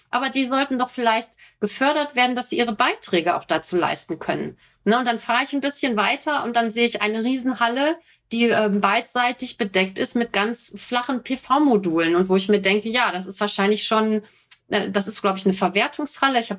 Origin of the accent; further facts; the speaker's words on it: North Rhine-Westphalia, Germany; Ich komme ja aus dem Ruhrgebiet, wenn ich zu meiner Mutter fahre